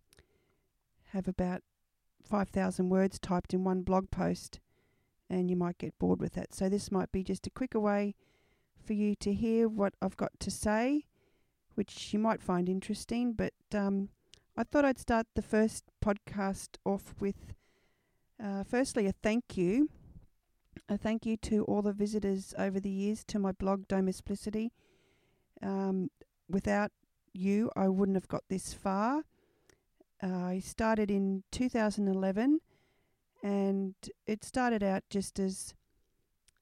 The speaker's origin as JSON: {"language": "English", "town": "Brisbane", "region": "Queensland", "country": "Australia", "tie": "born or raised there", "said": "I was born in Brisbane, here in Queensland, Australia, at the Royal Brisbane Hospital"}